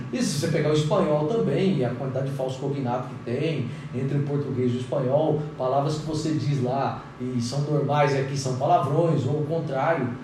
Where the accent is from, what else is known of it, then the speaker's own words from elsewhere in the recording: Brazil; eu sou brasileiro